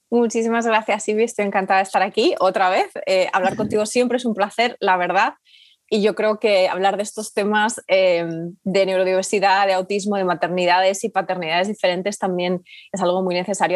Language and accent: Spanish; Spain; moved away as an adult; also born or lived in United Kingdom; España, que es de donde yo soy originariamente, eh, pero vivíamos en el Reino Unido